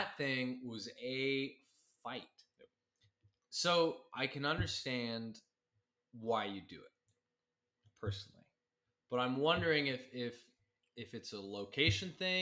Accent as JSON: {"language": "English", "town": "Midland", "region": "Texas", "country": "United States", "tie": "born or raised there", "said": "I grew up in Midland."}